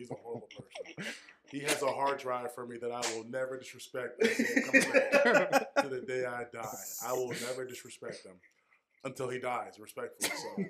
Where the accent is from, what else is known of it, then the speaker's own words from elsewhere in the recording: Strand, Western Cape, South Africa; we're from Strand, so we never seen a city bus come to town just to go drinking.